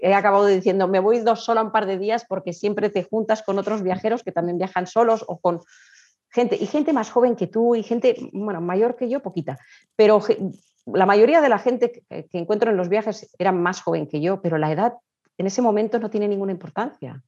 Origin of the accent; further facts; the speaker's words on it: Spain; also born or lived in Colombia; pero de pequeñita me fui a vivir a España